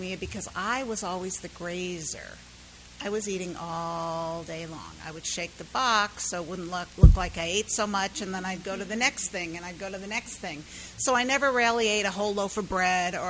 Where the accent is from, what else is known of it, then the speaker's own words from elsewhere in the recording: San Diego, California, United States; moved away as an adult; now in South Florida, United States; I am from South Florida, but I am originally from San Diego